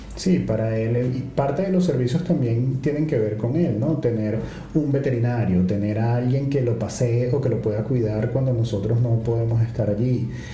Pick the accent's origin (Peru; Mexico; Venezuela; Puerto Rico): Venezuela; moved away as an adult; also born or lived in Ecuador; now in Lisbon, Portugal; desde que salimos de Venezuela el pasaporte venezolano fue una ventaja